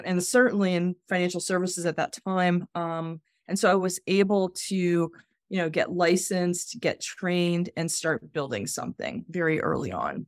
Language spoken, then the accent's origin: English; Atlanta, Georgia, United States; I grew up in Atlanta. I grew up in East Cobb County, went to Lassiter High School